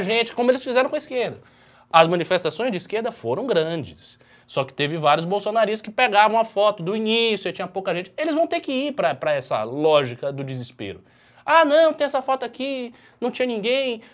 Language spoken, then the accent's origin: Portuguese; Bahia, Brazil; eu sou da Bahia